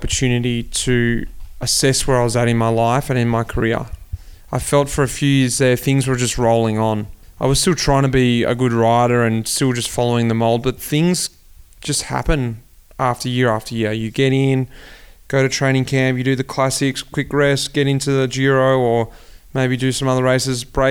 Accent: Melbourne, Victoria, Australia; moved away as an adult; also born or lived in Belgium; my hometown, Melbourne, out the back of Hurstbridge, King Lake.

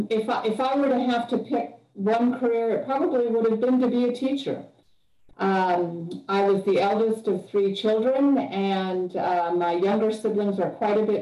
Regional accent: Cayman Islands; also born or lived in Chicago, United States; I was born outside of Chicago and uh, lived there until about midway through elementary school. And then my family moved to Grand Cayman in the Caribbean, uh, which was a pretty radical, radical shift from cold and snowy Chicago.

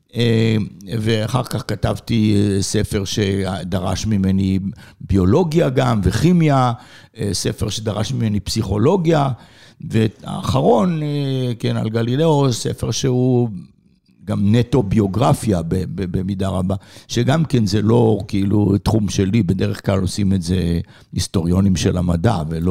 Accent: Israel; moved away; אני אה, גדלתי בארץ

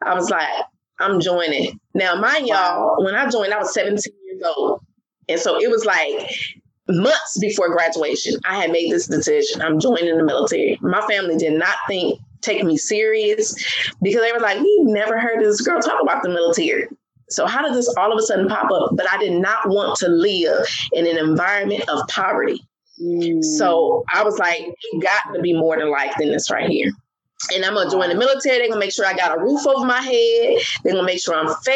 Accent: California, United States; moved away as an adult; also born or lived in Maryland; I'm from California.

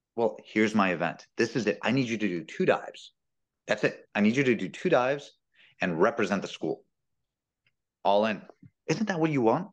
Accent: Bloomington, Indiana, United States; moved away as an adult; also born or lived in Wyoming / North Carolina / Wisconsin; now in Madison, United States; When I went to Indiana and I grew up in Bloomington

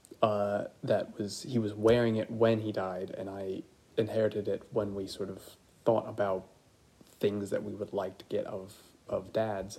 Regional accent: United States; I'm American.

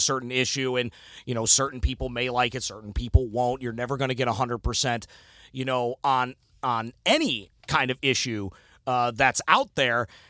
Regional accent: Cleveland, Ohio, United States; moved away; also born or lived in Virginia; I'm originally from the Cleveland area

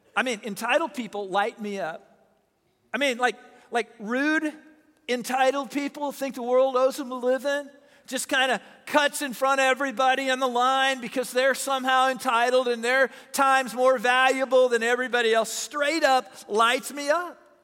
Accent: Southern Illinois, United States; I'm from Southern Illinois

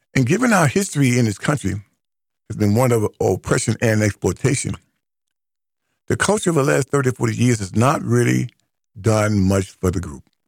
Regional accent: United States; as an American, not an African, as an American, who identifies as an American descendant of slavery

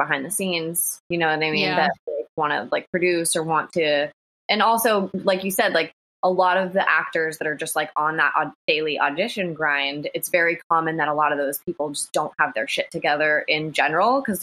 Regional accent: Colorado, United States; now in Los Angeles, United States; I'm from Colorado

